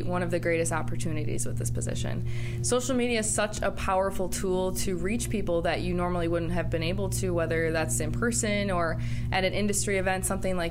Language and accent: English; Racine County, Wisconsin, United States; growing up in Racine County, I was heavily involved in the Racine County 4-H program